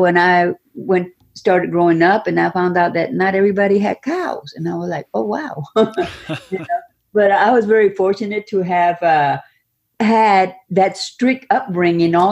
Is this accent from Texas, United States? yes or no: yes; Robstown, Texas, United States; I come from Texas, a small town suburb of Corpus Christi, Texas. It was called Ropstown